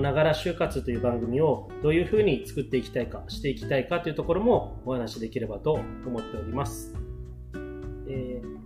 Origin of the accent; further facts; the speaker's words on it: Unzen, Nagasaki, Japan; moved away as an adult; also born or lived in Isahaya, Japan / Fukuoka, Japan; now in Naha, Japan; もともとの地元はですね、長崎県の雲仙市というところなんですけども